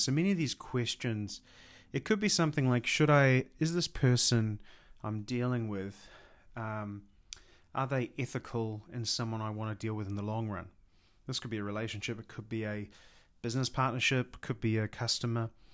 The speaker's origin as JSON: {"language": "English", "country": "New Zealand", "said": "I'm from New Zealand"}